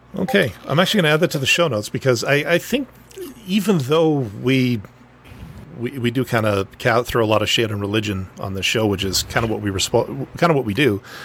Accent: northern Manitoba, Canada; dude from, you know, butt crack northern Manitoba, enough talking about my hometown

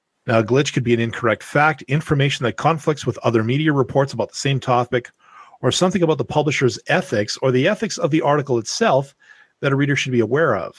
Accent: Canada; I'm Canadian

